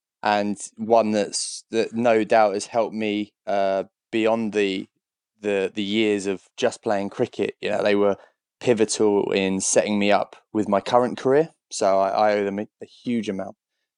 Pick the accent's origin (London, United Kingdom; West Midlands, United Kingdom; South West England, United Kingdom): London, United Kingdom; Southgate; I was at Southgate when I was sort of I grew up in the Colt section there at Southgate, and then left for Uxbridge when I was about, I want to say, 20, roughly.